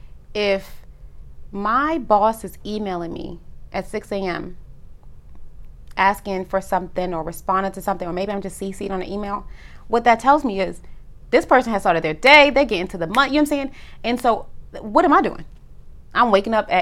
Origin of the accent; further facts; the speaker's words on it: New York, United States; moved away as an adult; also born or lived in Harlem / Atlanta; I'm born and raised in New York